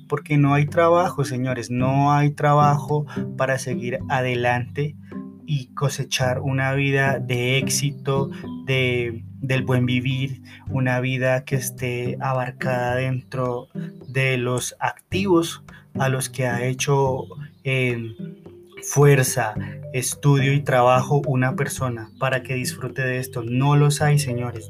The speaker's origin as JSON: {"language": "Spanish", "country": "Colombia", "said": "mi país"}